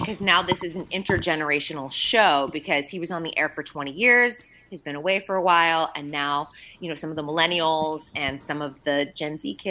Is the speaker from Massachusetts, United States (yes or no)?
yes; Massachusetts, United States; accent: Boston; Nobody wants my Boston accent to come out on an Aloha Friday.